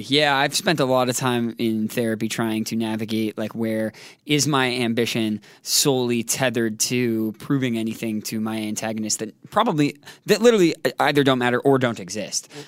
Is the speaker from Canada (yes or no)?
yes; Toronto, Ontario, Canada; moved away; also born or lived in New Jersey; Born in New Jersey, raised in Toronto, Canada